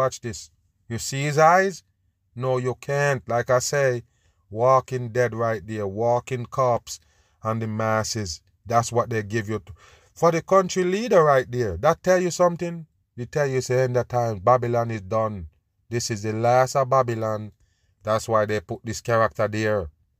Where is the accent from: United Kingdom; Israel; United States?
Israel; I mean, I'm from Israel. The war is real.